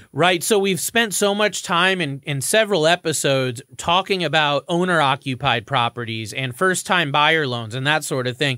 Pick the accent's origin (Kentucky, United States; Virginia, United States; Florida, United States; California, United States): Florida, United States; now in Connecticut, United States; I'm from Florida